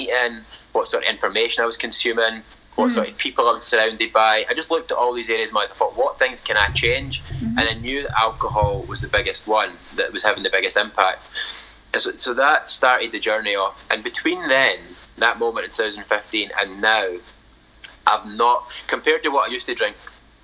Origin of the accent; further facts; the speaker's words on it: Scotland, United Kingdom; That is totally not uncommon in Scotland, especially the working class communities where I grew up